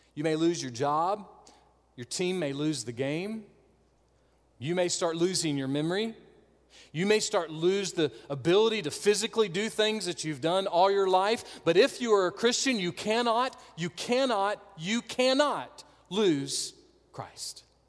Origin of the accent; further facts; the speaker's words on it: North Augusta, South Carolina, United States; I am a scrub from North Augusta